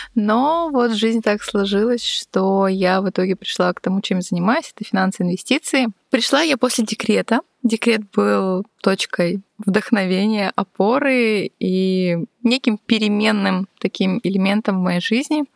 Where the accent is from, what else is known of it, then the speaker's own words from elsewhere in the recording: Udmurtia, Russia; also born or lived in Saint Petersburg; лет до пяти, до трё, четырёх мама щас с папой жили, потом вот мы уехали из Питера в Удмуртию